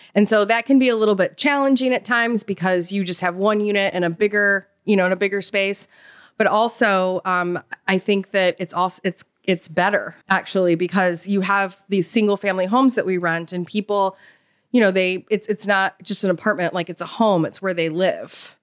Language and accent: English; Chicago, Illinois, United States; moved away as an adult; now in Savannah, United States; we're both from Chicago